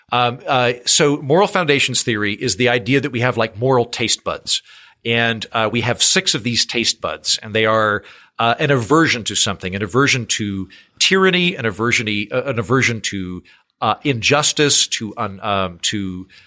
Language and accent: English; Oklahoma, United States; I don't like you're from Iowa, I'm from Oklahoma.